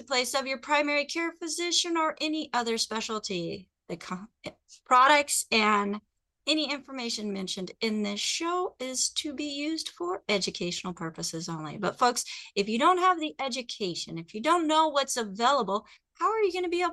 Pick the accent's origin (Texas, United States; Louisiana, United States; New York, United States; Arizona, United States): Arizona, United States; Phoenix; moved away; also born or lived in Pacific Northwest; I'm actually from Phoenix.